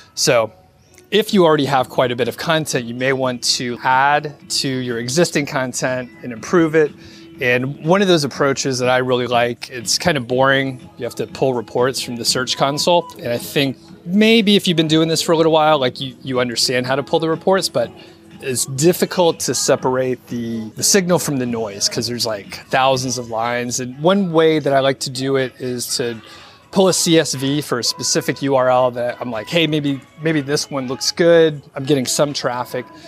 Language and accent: English; Atlanta, Georgia, United States; moved away; I'm from the Atlanta area